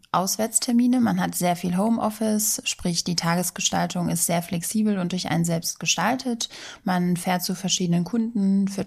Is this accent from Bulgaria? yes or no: yes; Sofia, Sofia City, Bulgaria; now in Germany; Meine Heimat ist Region Rhein-Main und ursprünglich Sofia, Bulgarien.